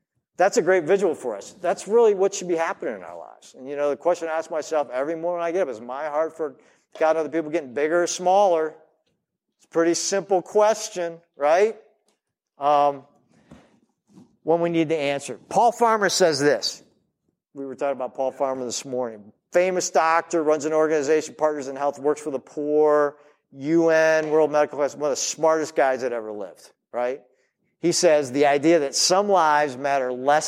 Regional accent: United States; I am a white American-born citizen of the strongest nation of the world.

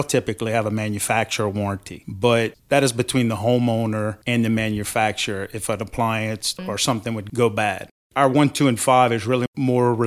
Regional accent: Golden Meadow, Louisiana, United States; I'm originally from Golden Meadow, Louisiana

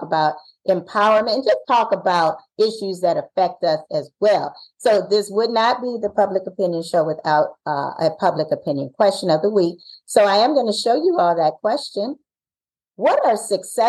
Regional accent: Ohio, United States; We're from Ohio.

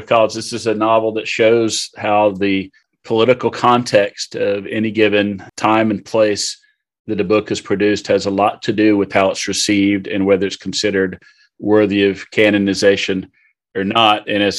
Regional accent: northern Florida, United States; growing up in Florida, although from the northern part of the state, which is very indistinguishable from southern Georgia or southern Alabama

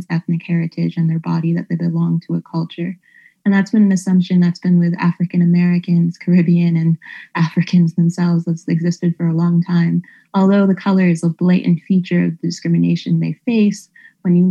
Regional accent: Canada; moved away; as a Canadian

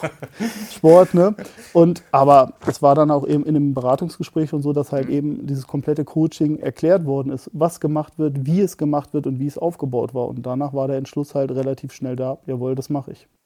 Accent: Barsinghausen, Lower Saxony, Germany; Ich komme witzigerweise sogar aus dem Großraum Hannover, aus dem schönen Basinghausen am Deister

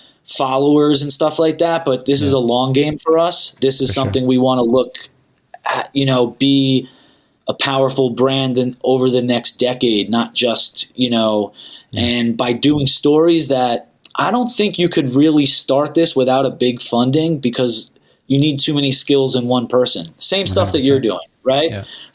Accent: New York, United States; also born or lived in Pennsylvania / New Jersey; now in Los Angeles, United States; I'm originally from New York. I lived in PA. I lived in Jersey. I lived all over the East Coast, but I've lived in LA for the last almost 5 years now.

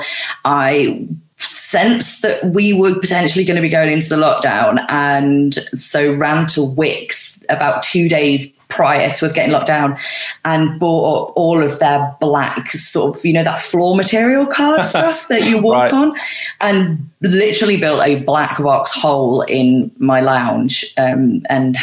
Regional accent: Manchester, North West England, United Kingdom; I come from Manchester. My dad worked at security at Manchester Airport, and my mum was a post office worker

